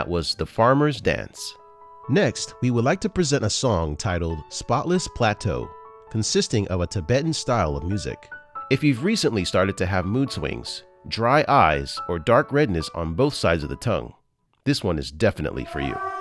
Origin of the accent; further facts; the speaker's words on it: United States; I'm from the States